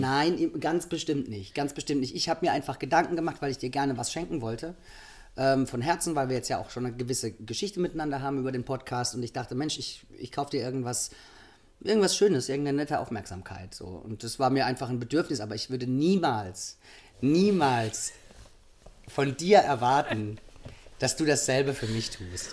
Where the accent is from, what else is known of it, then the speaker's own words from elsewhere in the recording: Rhineland-Palatinate, Germany; Wir sind ja aus der Pfalz